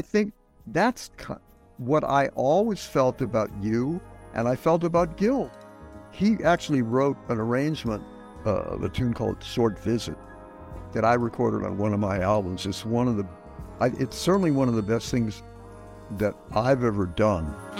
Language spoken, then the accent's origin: English; St. Louis, Missouri, United States; moved away; Growing up in the Midwest